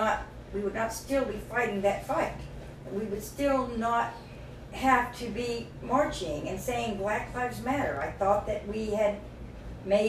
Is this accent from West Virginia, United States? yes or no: yes; West Virginia, United States; I grew up in West Virginia